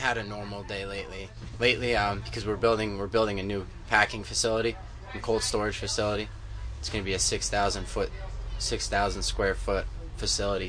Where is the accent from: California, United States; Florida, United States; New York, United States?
New York, United States; Milton; Milton, New York